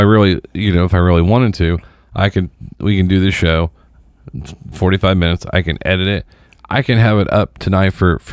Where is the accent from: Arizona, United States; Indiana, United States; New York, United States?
Indiana, United States; Seymour; also born or lived in Dallas, Texas; I'm actually from Seymour